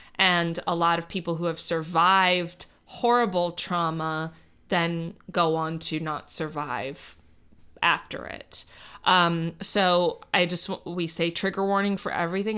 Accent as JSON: {"language": "English", "town": "Miami", "region": "Florida", "country": "United States", "tie": "born or raised there", "said": "I grew up in Miami"}